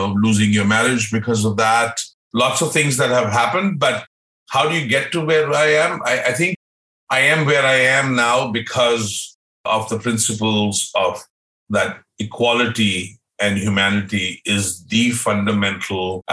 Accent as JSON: {"language": "English", "country": "India", "tie": "born or raised there", "also_born_or_lived": "Austria", "moved": "as an adult", "lives_now": "Vancouver, Canada", "said": "having been born, brought up in India"}